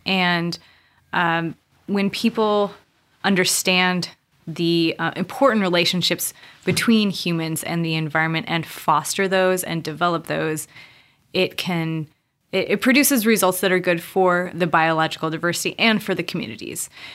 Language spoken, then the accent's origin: English; Montana, United States; moved away as an adult; also born or lived in Cameroon; now in San Diego, United States; growing up in Montana